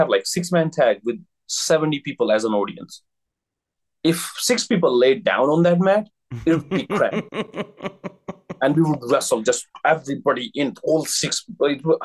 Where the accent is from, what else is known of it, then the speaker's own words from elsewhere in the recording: India; moved away as an adult; now in Japan; I'm from India